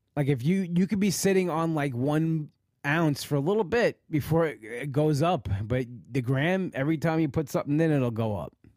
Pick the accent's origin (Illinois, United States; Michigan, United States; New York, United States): New York, United States; Long Island; live in the area where I live, Long Island